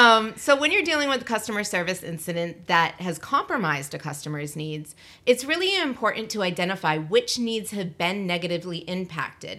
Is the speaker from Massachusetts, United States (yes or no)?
yes; Massachusetts, United States; I'm from Massachusetts